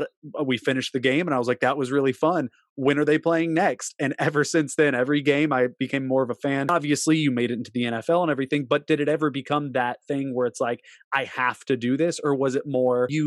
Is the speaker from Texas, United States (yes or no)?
yes; Texas, United States; growing up in Texas